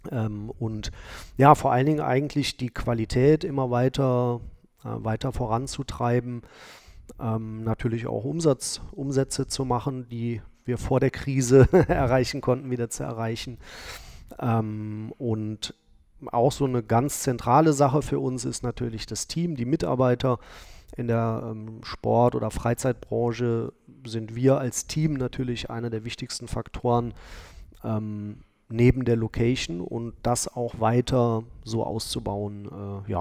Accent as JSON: {"language": "German", "town": "Cologne", "region": "North Rhine-Westphalia", "country": "Germany", "tie": "born there", "said": "also ich bin zwar gebürtiger Kölner, also äh, aus der anderen Stadt"}